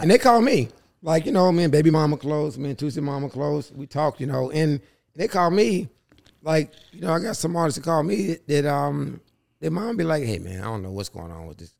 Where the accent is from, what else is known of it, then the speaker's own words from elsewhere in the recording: Charlotte, North Carolina, United States; also born or lived in New York; I'm from Charlotte